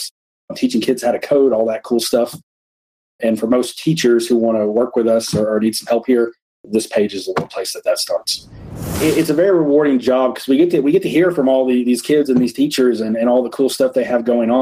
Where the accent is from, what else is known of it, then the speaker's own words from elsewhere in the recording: Graves County, Kentucky, United States; I'm from Graves County, Kentucky